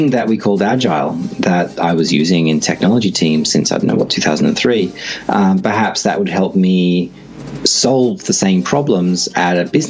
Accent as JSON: {"language": "English", "town": "Sydney", "region": "New South Wales", "country": "Australia", "tie": "born or raised there", "also_born_or_lived": "Singapore / Brisbane", "moved": "yes", "lives_now": "Melbourne, Australia", "said": "I grew up in Sydney"}